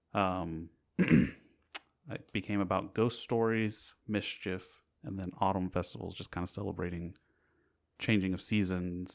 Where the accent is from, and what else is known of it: United States